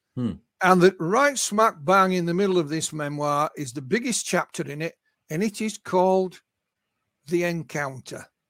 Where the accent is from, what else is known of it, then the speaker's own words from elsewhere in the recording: Yorkshire and the Humber, United Kingdom; I'm a Yorkshireman. I'm born and bred in Yorkshire